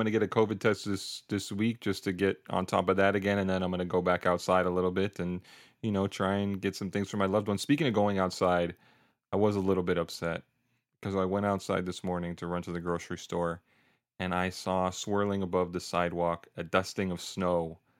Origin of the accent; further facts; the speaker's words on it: North Idaho, United States; now in New York, United States; I grew up in North Idaho